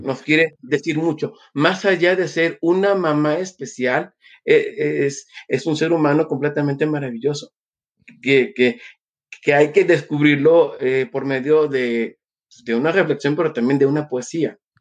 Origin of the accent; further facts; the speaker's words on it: Mexico City, Mexico; now in Cuernavaca, Mexico; nace un 26 de agosto eh, de 1978 en la Ciudad de México. Soy mexicano, eh, radico en Cuernavaca, Morelos, México